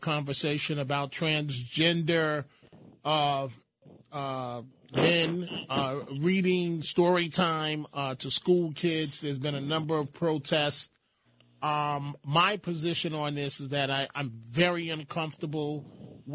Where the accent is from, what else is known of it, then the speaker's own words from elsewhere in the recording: New York City, New York, United States; I'm from the Bronx